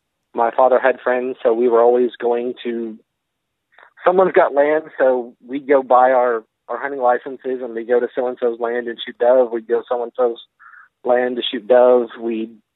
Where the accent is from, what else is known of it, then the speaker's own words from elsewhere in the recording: North Texas, United States; moved away as an adult; also born or lived in Central Oklahoma / Japan; now in Central Kentucky, United States; I was born in North Texas, did most of my hunting in North Texas